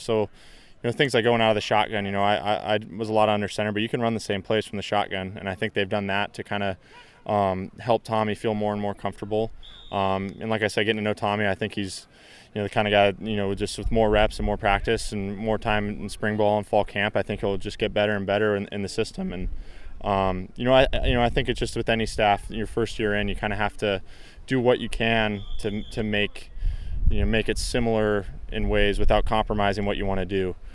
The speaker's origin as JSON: {"language": "English", "area": "Bay Area", "region": "Northern California", "country": "United States", "said": "I'm from the Bay Area, you know, which is, which is Northern California"}